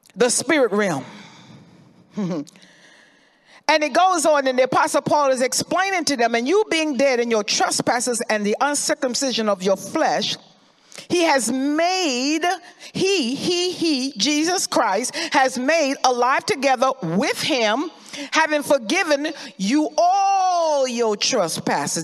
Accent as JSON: {"language": "English", "region": "Florida", "country": "United States", "tie": "born or raised there", "said": "I remember growing up in Florida"}